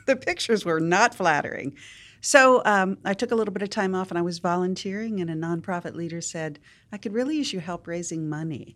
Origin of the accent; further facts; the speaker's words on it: Wheeling, West Virginia, United States; moved away as an adult; now in Nashville, United States; I grew up in Wheeling, West Virginia, very big Catholic family